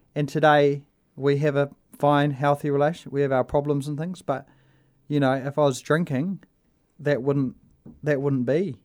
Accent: Invercargill, Southland, New Zealand; I was brought up in Invercargill

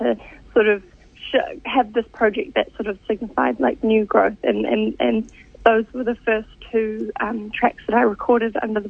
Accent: South Kaipara Harbour, Auckland, New Zealand; now in Whanganui, New Zealand; I'm actually originally from Tamaki Makaurau, so not just a little bit north of Kirikiriroa. Yeah. I grew up around the sort of South Kaipara Harbour ways

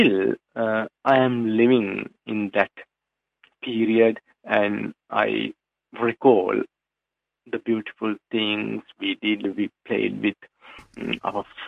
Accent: Sri Lanka; first language Sinhala; English is a second language; moved away as an adult; now in Dunedin, New Zealand; my native language, Sinhalese, which we are speaking in Sri Lanka

